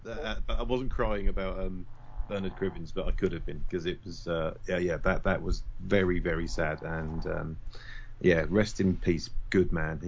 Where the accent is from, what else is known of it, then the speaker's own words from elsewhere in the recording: United Kingdom; being British and the age that we are, we grew up